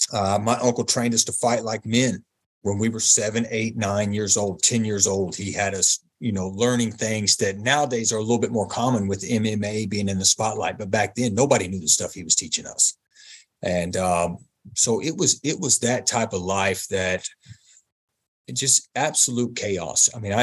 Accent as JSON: {"language": "English", "town": "Hampton", "region": "Virginia", "country": "United States", "tie": "born or raised there", "said": "I was born in 1976 in Hampton, Virginia."}